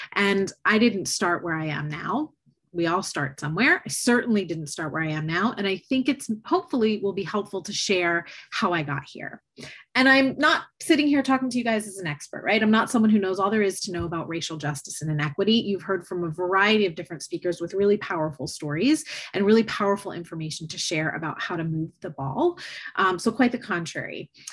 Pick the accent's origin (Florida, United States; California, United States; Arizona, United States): Florida, United States; just outside of Tampa; I grew up in Florida, just outside of Tampa, Florida